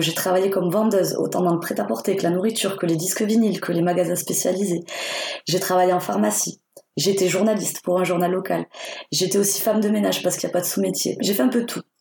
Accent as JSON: {"language": "French", "town": "Perpignan", "region": "Occitania", "country": "France", "tie": "born or raised there", "also_born_or_lived": "Spain", "said": "je viens des Pyrénées-Orientales. C'est situé à la frontière espagnole. Je suis née à Perpignan"}